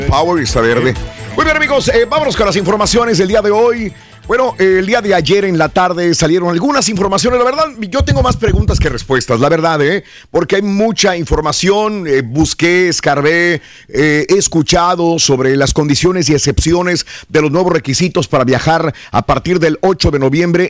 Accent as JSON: {"language": "Spanish", "country": "Mexico", "moved": "yes", "lives_now": "United States", "said": "Viajo a mi país y después de viajar a México"}